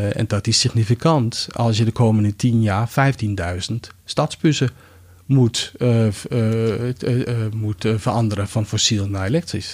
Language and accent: Dutch; Greenland; Dutch is a second language; also born or lived in Denmark; now in Netherlands; ik ben in Denemarken geboren, maar in mijn kinderjaar heb ik doorgebracht op Groenland